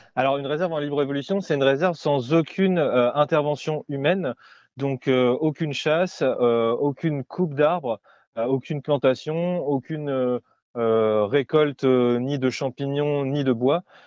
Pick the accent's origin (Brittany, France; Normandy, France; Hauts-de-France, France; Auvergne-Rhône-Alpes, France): Brittany, France; chez nous euh, en Bretagne